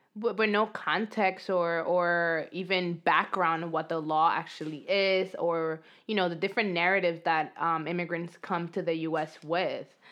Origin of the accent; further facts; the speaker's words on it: New York City, New York, United States; accent: New York accent; Dominican speaking English accent; English is a second language; moved away as an adult; also born or lived in Dominican Republic; now in Los Angeles, United States; I grew up undocumented um, in New York